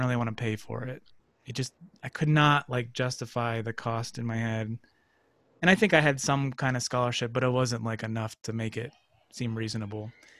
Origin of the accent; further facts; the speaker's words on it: Erie, Pennsylvania, United States; moved away as an adult; also born or lived in New York City; I'm going to get on a bus from Erie and move to New York City